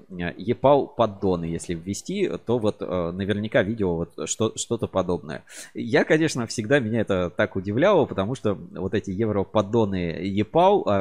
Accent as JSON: {"language": "Russian", "region": "Moscow", "country": "Russia", "tie": "born or raised there", "said": "и по маме я россиянин, коренной москвич."}